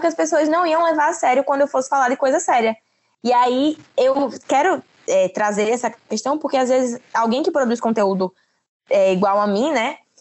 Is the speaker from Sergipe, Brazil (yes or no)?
yes; Aracaju, Sergipe, Brazil; sou de Sergipe, Aracaju